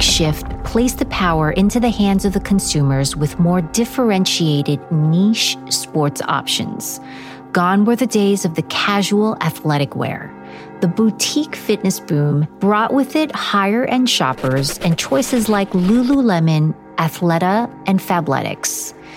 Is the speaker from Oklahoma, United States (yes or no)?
no; New York City, New York, United States; Growing up in New York, Modell's was one of the staples for back to school shopping